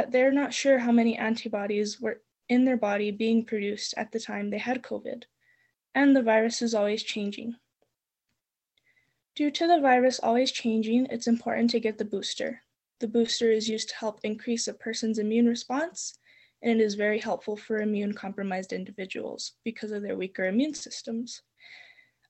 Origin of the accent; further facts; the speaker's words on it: Espanola, New Mexico, United States; I am from Espanola, New Mexico, and I am 17 and will be going into my senior year at Espanola Valley High